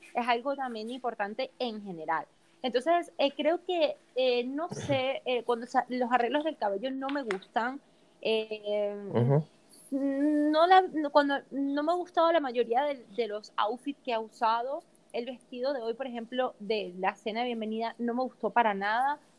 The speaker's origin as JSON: {"language": "Spanish", "country": "Venezuela", "said": "soy venezolana"}